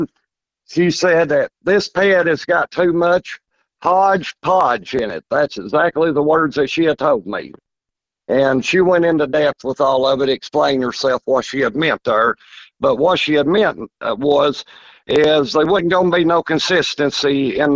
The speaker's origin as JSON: {"language": "English", "town": "Mount Vernon", "region": "Kentucky", "country": "United States", "tie": "born or raised there", "said": "I'm born and raised in Mount Vernon, Kentucky"}